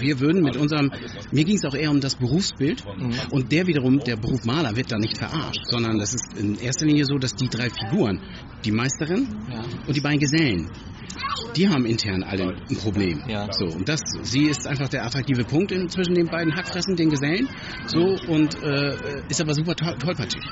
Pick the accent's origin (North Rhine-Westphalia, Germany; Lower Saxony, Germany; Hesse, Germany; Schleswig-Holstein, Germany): Schleswig-Holstein, Germany; hometown in; in meiner Heimatstadt